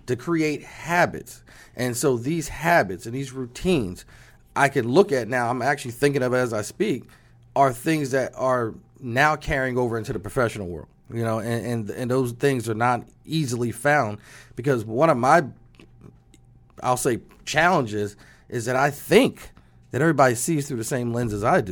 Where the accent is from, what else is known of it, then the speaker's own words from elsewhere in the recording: New Jersey, United States; moved away; I'm excited to be back in my home state